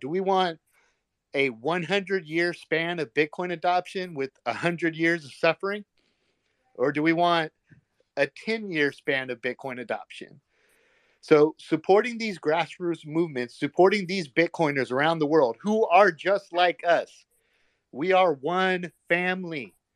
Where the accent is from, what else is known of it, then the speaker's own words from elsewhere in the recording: United States; as an American